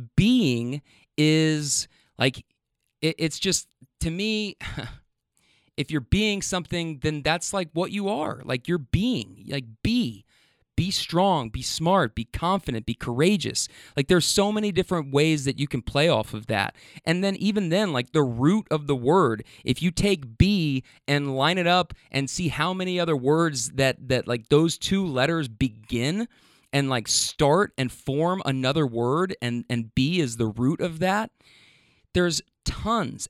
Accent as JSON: {"language": "English", "town": "Louisville", "region": "Kentucky", "country": "United States", "tie": "born or raised there", "said": "when I got back home, like, to my hometown"}